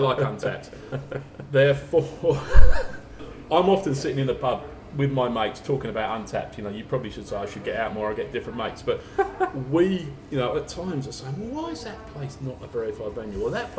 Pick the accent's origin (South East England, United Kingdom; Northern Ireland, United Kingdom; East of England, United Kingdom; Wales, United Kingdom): South East England, United Kingdom; Reading; Reading, for example, which is my hometown